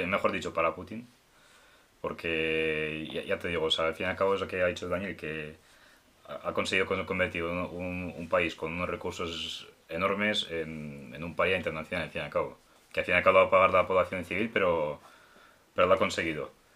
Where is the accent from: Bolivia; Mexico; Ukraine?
Ukraine; moved away; siendo ucraniano